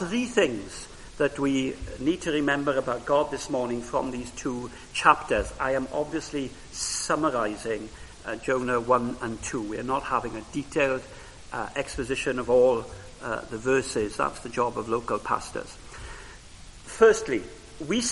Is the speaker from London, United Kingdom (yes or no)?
no; Wales, United Kingdom; first language Welsh; English is a second language; Welsh was my first language